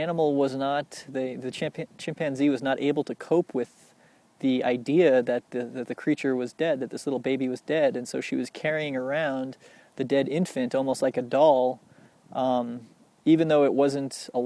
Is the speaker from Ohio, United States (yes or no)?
no; Littleton, Colorado, United States; growing up in Littleton, Colorado